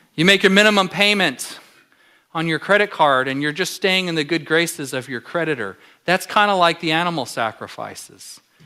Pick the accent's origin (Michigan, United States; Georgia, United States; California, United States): California, United States; Southern; now in Alaska, United States; I'm from Southern California